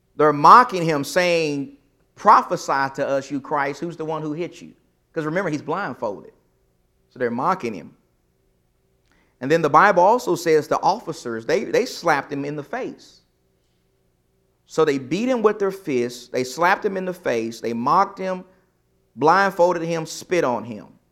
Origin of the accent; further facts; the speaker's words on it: East Texas, United States; I'm from East Texas.